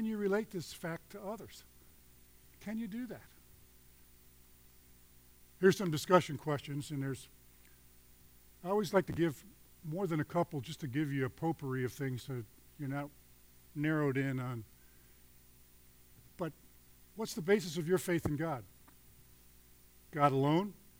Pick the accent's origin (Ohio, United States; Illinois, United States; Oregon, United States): Illinois, United States; Chicago; I'm from Chicago.